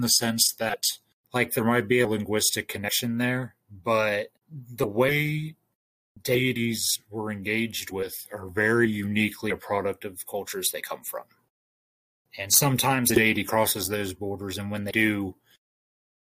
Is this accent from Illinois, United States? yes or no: no; Ohio, United States; I'm from Ohio